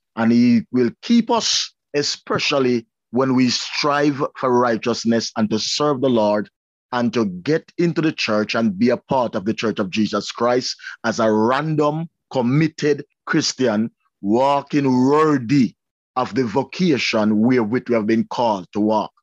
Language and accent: English; Spanish Town, Saint Catherine, Jamaica; also born or lived in Linstead, Jamaica; now in Canada; I was born in Spanish Town, and my father died and leave, me and my brother, at a tender age